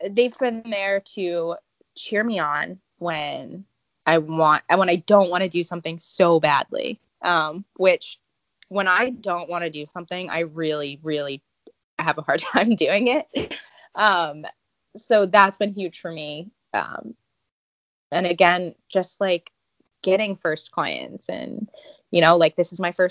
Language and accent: English; Northeast, United States; moved away as an adult; also born or lived in the South; I'm from the Northeast.